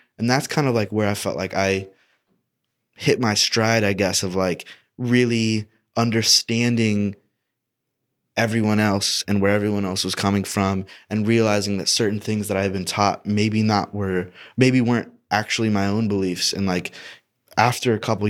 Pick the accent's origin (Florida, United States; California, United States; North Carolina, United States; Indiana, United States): Indiana, United States; I'm from Indiana. Conservative as fuck.